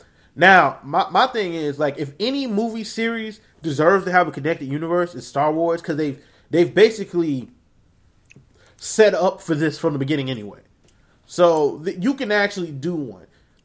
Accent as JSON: {"language": "English", "region": "South Carolina", "country": "United States", "said": "we're from South Carolina"}